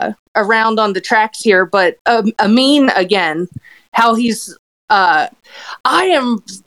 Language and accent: English; outside of Philadelphia, Pennsylvania, United States; now in Colorado, United States; I grew up outside of Philly.